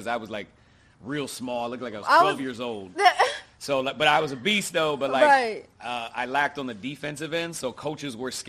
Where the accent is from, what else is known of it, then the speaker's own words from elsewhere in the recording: Oregon, United States; Growing up in Oregon, it's a great place to like raise kids, start a family. It's like the country, but like people don't think they're country. So I was raised in like a suburb neighborhood. Town was probably like 50,000 people or something like that.